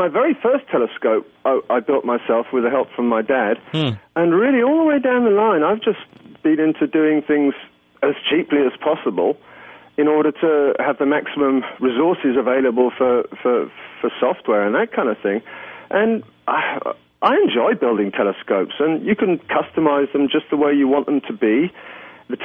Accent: England, United Kingdom; now in Luxembourg; But I came here from England 25 years ago, and I, when people ask, I always tell them I'm still saving up for the ticket home.

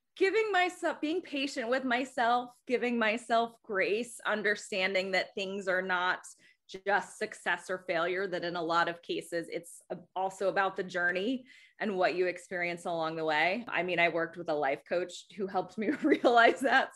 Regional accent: Athens, Georgia, United States; also born or lived in Des Moines, Iowa; now in New York City, United States; I grew up in Athens, Georgia

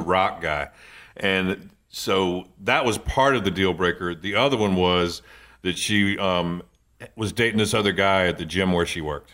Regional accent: Eastern Shore, Virginia, United States; born or raised there; moved away

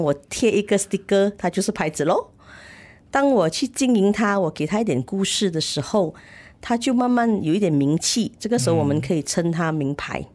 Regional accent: Malaysia; 身为马来西亚人

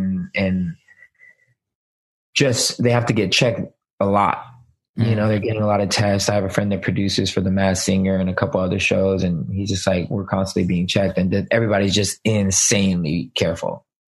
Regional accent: Germany; moved away; also born or lived in Kansas / Texas / Florida; I mean, my dad was in the military, so I kind of grew up everywhere. I was born and raised in Germany and moved to the States. I was in Kansas, Texas, and then he finally retired in Florida.

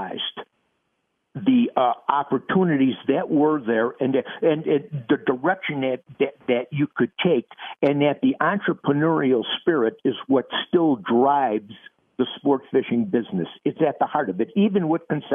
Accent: Minnesota, United States; my home state of Minnesota

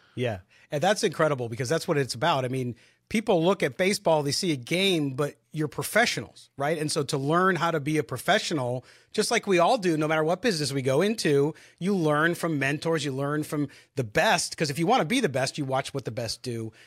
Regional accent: San Diego, California, United States; as a kid, growing up in San Diego

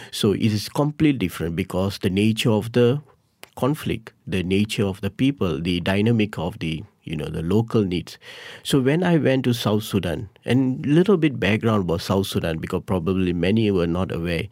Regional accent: Malaysia; being a Malaysian

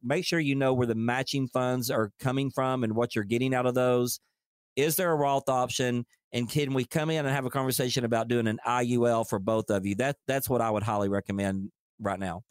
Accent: Dayton, Tennessee, United States; I'm from Dayton, Tennessee

